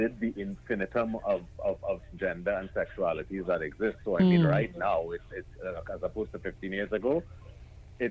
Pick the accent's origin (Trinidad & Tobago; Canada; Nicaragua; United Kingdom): Trinidad & Tobago; Paramin; I grew up in Paramount